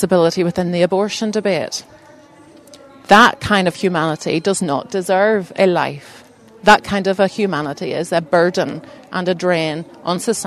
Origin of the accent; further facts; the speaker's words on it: Belfast, Northern Ireland, United Kingdom; moved away as an adult; also born or lived in Bangladesh; I grew up in East Belfast, still live in East Belfast, but had a bit of a dip out